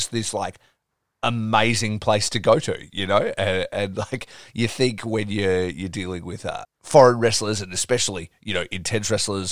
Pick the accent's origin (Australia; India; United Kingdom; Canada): Australia; I'm obviously from Australia